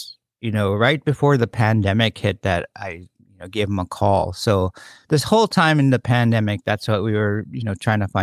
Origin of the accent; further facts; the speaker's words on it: Bethel, Alaska, United States; my good friend, Delon Chavez, who we grew up together in Bethel